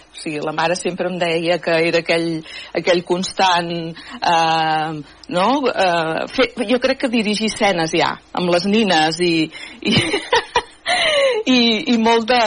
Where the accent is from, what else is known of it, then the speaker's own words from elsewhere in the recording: Manresa, Catalonia, Spain; Jo vaig néixer a Manresa i eh, vivíem amb... Vi, bueno, la mare encara hi viu, a la casa, al carrer Alcalde Armengou